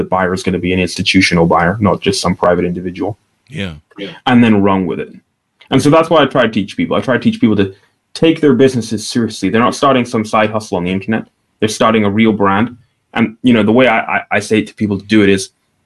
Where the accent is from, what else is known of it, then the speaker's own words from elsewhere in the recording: Aberdeen, Scotland, United Kingdom; I'm from Northeast Scotland. And the town I'm from is a small city called Aberdeen.